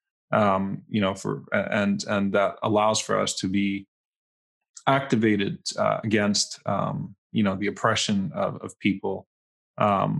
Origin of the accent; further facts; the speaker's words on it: New Orleans, Louisiana, United States; now in Dallas, United States; I'm from New Orleans